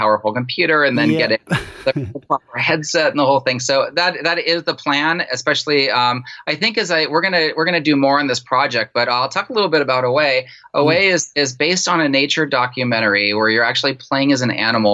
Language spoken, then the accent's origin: English; San Francisco, California, United States; I grew up in San Francisco